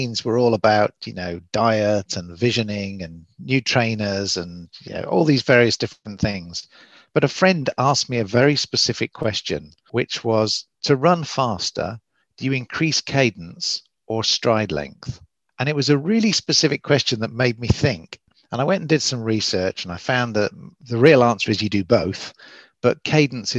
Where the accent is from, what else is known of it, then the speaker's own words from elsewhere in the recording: Oxford, South East England, United Kingdom; now in Southern California, United States; as you can probably tell from the accent, I'm English from Oxford, but I do live in Southern California